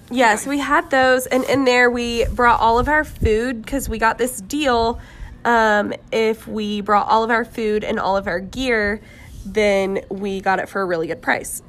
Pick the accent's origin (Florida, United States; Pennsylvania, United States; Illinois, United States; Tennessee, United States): Florida, United States; Jacksonville; I'm from Jacksonville, Florida